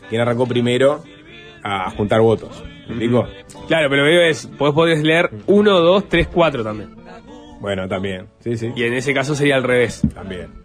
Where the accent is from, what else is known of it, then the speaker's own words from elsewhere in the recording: Canelones, Uruguay; crié en el interior de Canelones. Crecí en el barrio Tres Esquinas. Fui a la 110.